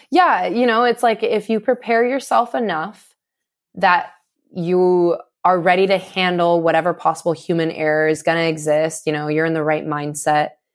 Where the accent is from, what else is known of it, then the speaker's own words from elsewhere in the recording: suburb of Sacramento, California, United States; moved away as an adult; now in Santa Cruz, United States; I grew up in, uh, like a suburb of Sacramento